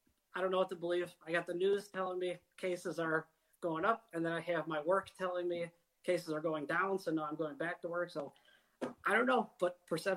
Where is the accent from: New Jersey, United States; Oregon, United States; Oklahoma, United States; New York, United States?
New York, United States; Buffalo; That actually took place in my hometown of Buffalo, New York.